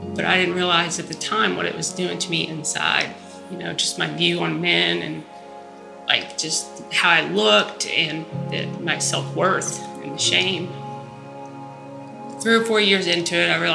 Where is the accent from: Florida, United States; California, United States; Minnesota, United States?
California, United States; Ridgecrest; I'm from Ridgecrest, California. I was born there